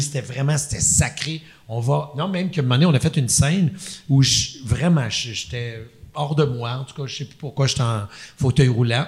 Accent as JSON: {"language": "French", "region": "Quebec", "country": "Canada", "said": "je suis un Québécois"}